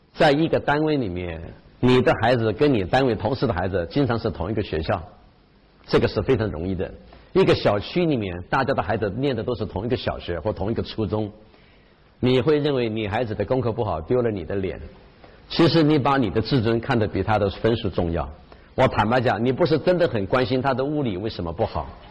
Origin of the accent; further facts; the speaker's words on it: China; also born or lived in Japan; 我们中国人